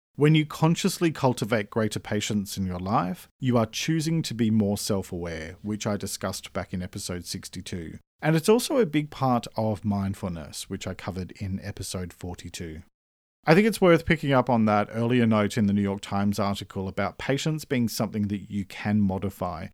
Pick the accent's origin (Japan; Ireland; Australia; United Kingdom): Australia; I'm an Australian writer and speaker